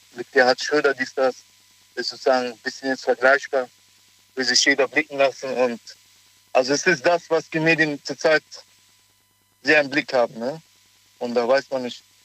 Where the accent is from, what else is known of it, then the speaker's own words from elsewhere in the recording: Cologne, North Rhine-Westphalia, Germany; ich ja auch selber aus Köln komme